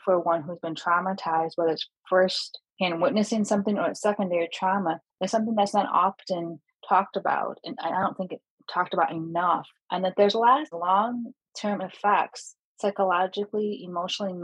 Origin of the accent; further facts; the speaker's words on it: Michigan, United States; my home state of Michigan in Metro Detroit